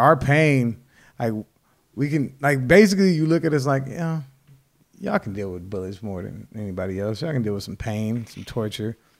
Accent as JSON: {"language": "English", "country": "United States"}